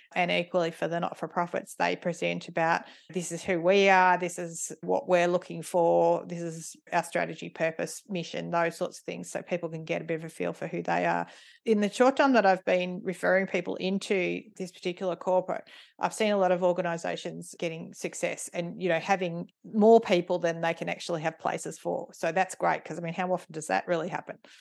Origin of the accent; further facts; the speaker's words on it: Ringwood, Victoria, Australia; moved away as an adult; also born or lived in East Melbourne / Cathedral Ranges, Victoria; mum and dad moved into their house in Ringwood, where I grew up.